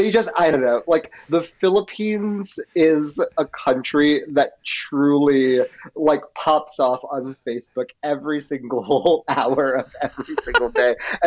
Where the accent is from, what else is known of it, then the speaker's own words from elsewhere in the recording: New York City, New York, United States; I grew up in the Bronx